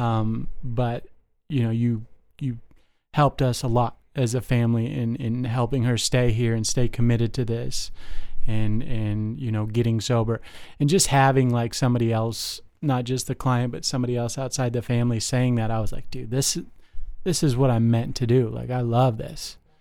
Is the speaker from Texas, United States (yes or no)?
no; Las Vegas, Nevada, United States; moved away; I grew up in Las Vegas